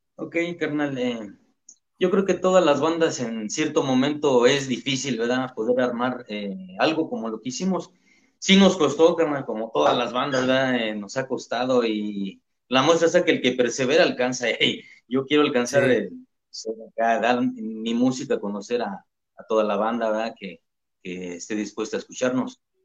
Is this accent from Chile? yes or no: no; Mexico; que somos todos los mexicanos